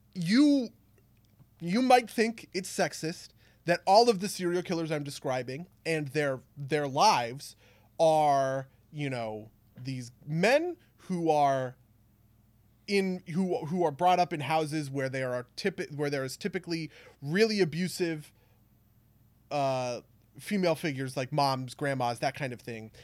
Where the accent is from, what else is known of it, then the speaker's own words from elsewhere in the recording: New Jersey, United States; we're both from New Jersey